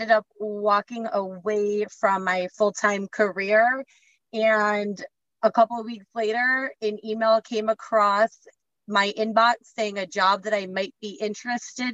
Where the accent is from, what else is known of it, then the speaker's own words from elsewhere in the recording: Michigan, United States; I grew up in Michigan